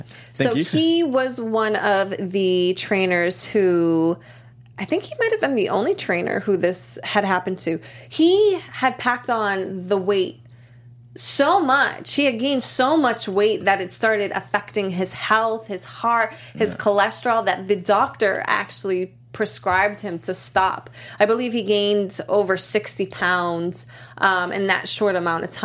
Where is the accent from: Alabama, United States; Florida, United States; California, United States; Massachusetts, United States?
Massachusetts, United States; Boston; I'm from Boston